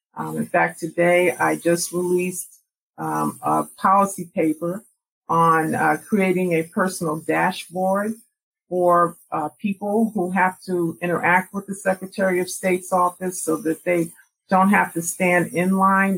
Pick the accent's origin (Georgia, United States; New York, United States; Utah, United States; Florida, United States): New York, United States; also born or lived in Jamaica, Queens; I grew up in New York